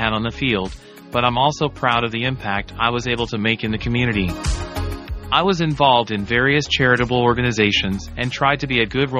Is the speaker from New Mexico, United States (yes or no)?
no; Los Angeles, California, United States; also born or lived in Washington, D.C.; I was born in Washington, D.C. and grew up in Los Angeles.